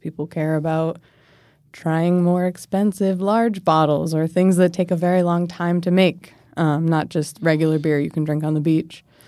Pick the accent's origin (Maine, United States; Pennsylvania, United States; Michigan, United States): Maine, United States; moved away as an adult; now in Washington, D.C., United States; I'm from Maine originally. So I grew up there